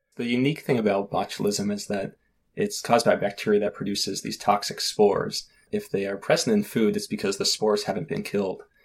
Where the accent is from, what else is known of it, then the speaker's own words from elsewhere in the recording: south of Boston, South Shore of Massachusetts, United States; I grew up south of Boston, not too far from where the Pilgrims came to Plymouth Rock on the South Shore of Massachusetts.